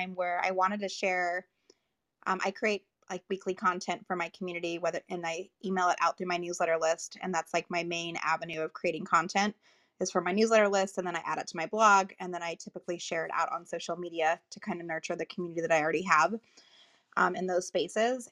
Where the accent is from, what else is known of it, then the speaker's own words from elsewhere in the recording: Las Vegas, Nevada, United States; now in Southern California, United States; I live in Southern California now, but I'm from Vegas